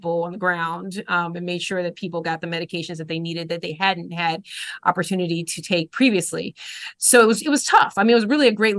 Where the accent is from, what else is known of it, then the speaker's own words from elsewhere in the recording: Chicago, Illinois, United States; moved away as an adult; now in Boston, United States; So I was born and raised in Chicago, on the south side of the city, to a Nigerian immigrant father and an African-American mother.